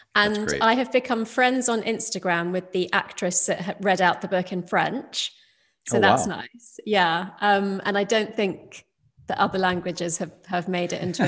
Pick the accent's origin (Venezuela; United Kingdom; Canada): United Kingdom; London; So my parents emigrated from India to the UK, and I was born in London during the 70s. And so obviously, you know, I went to school in the UK.